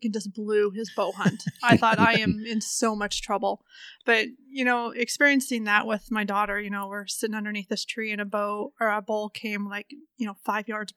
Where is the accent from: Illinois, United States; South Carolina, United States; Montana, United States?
Montana, United States; Augusta; Growing up in Augusta, Montana, my dad used to guide hunters back in the Bob Marshall